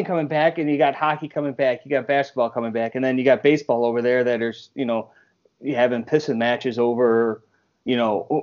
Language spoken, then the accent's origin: English; Buffalo, New York, United States; now in Rochester, United States; growing up in Buffalo